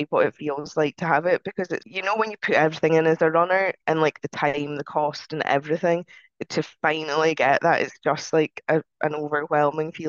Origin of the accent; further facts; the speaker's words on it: United Kingdom; We're still British, aren't we?